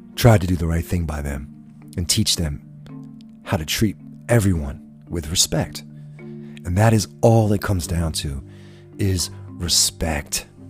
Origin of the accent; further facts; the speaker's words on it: United States; as an American people